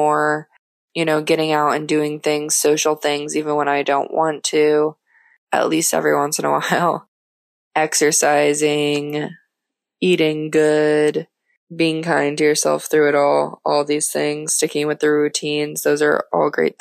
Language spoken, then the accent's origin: English; Florida, United States; moved away as an adult; also born or lived in Minnesota / Mexico; now in Sofia, Bulgaria; I grew up in Florida all of my life